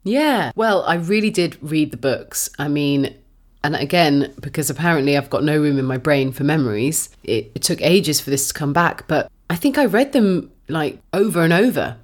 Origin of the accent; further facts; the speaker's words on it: United Kingdom; as a woman growing up in Britain